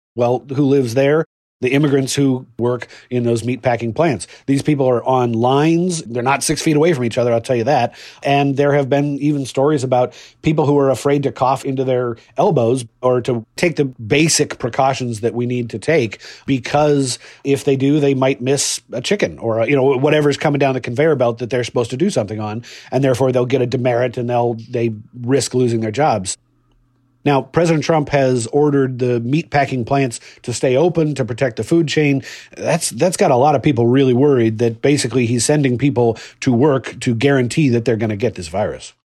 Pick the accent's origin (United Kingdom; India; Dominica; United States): United States; Seattle, Washington; my hometown of Seattle